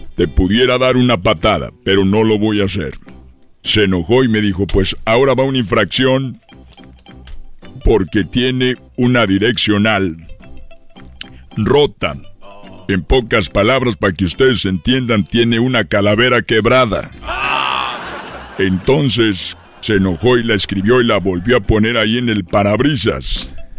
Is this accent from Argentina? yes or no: no; Guanajuato, Mexico; yo soy de Guanajuato